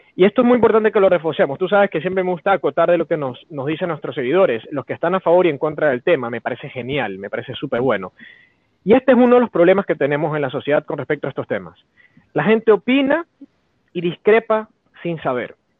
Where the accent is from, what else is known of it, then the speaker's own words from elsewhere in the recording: Ecuador; Somos de memoria tan frágil los ecuatorianos